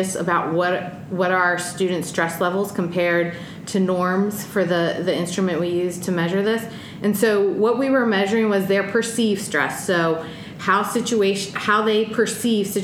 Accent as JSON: {"language": "English", "region": "East Coast", "country": "United States", "tie": "born or raised there", "moved": "as an adult", "lives_now": "Washington, United States", "said": "I grew up on the East Coast, and now I'm experiencing the Pacific Northwest and the beautiful Palouse"}